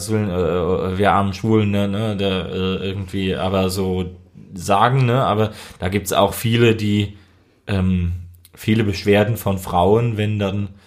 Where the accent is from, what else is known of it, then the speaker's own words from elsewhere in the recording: Eifel, Germany; ich bin ja auch aus der Eifel und die Dörfer sind klein